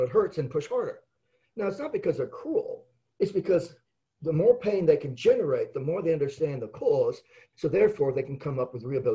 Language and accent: English; Adelaide, South Australia, Australia; I was born in Adelaide